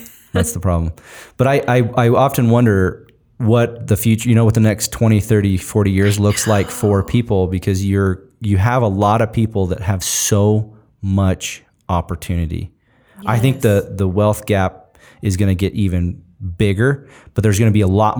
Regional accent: Washington, United States; I grew up in Eastern Washington where all of it is all farm labor.

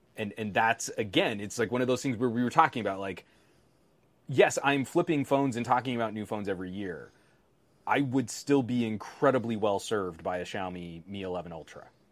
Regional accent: United States; I'm American

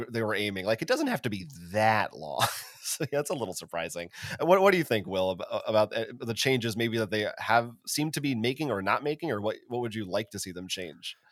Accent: United States; as an American

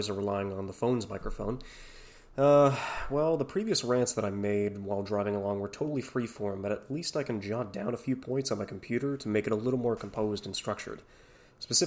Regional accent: Canada; a Canadian kid, born and raised

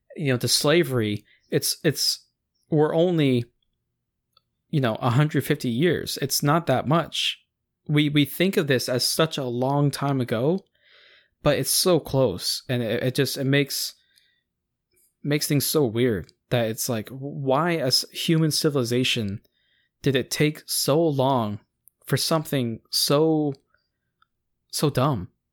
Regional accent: United States

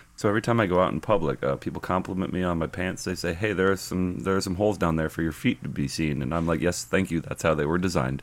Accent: United States; as an American

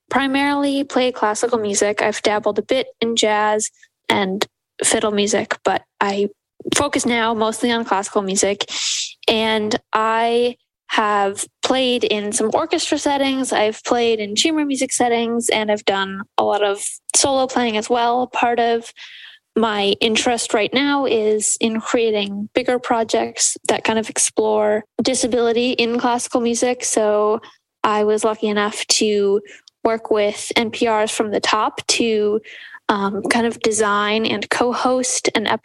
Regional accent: Grand Rapids, Michigan, United States; I am from Grand Rapids, Michigan.

